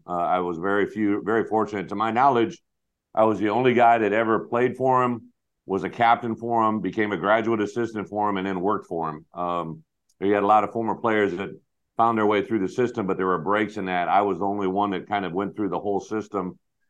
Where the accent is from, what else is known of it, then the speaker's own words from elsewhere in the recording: United States; also born or lived in Quad Cities; now in Champaign, United States; I grew up on a little town outside, or a little farm outside. I actually lived in the Quad Cities till I was about 5 years old, and we moved out to the country, and that's what I grew up knowing.